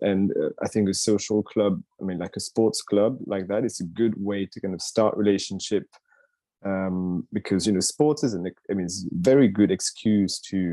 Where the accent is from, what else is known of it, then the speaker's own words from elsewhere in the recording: Paris, Île-de-France, France; moved away as an adult; now in London, United Kingdom; I had been living 5 years in London already. I've been now 10 years in London. I came from Paris.